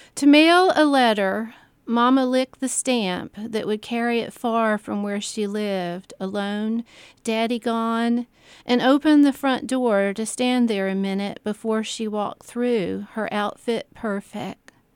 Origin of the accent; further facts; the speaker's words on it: Columbia, South Carolina, United States; I, I grew up in part In North Carolina, there was a, uh, mid, the middle years, age maybe five to ten, I lived in North Carolina on the coast, and we went back to South Carolina